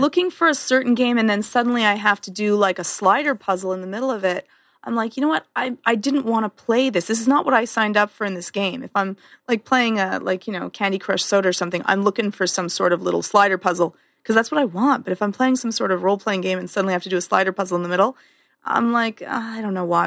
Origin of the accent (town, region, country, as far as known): Canada